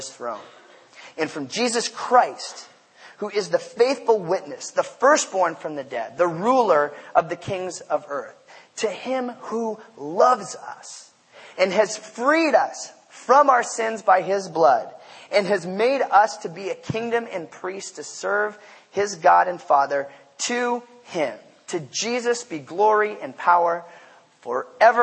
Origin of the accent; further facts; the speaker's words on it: Port Angeles, Washington, United States; I grew up in Port Angeles, Washington